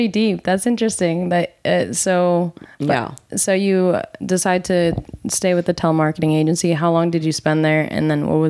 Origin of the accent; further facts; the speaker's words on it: New Jersey, United States; moved away; I'm from New Jersey